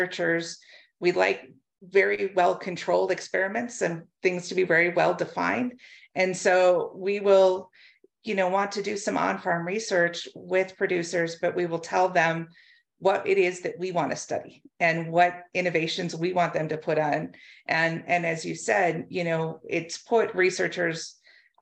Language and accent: English; United States; moved away as an adult; also born or lived in North Dakota / Pennsylvania / Arizona; now in Canada; I am originally from the United States. My dad farms in southwestern Minnesota